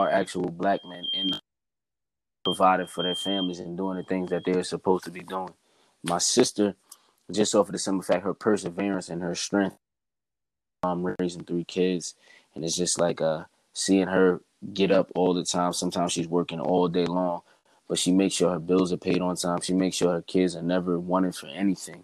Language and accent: English; Bayonne, New Jersey, United States; I have my hometown Bayonne behind me right now